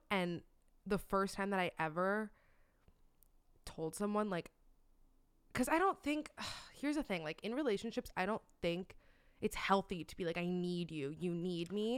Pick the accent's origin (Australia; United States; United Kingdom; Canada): United States; Miami, Florida; moved away; growing up in Miami, like, I was super girly